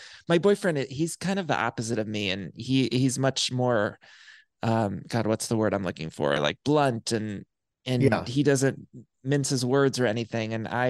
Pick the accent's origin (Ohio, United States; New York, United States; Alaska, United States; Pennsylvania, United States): Ohio, United States; Solon; In my hometown of Solon, Ohio, like there was no access to gay stuff really.